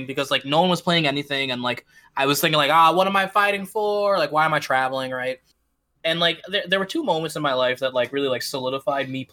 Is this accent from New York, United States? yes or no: yes; Syracuse, New York, United States; I'm from Syracuse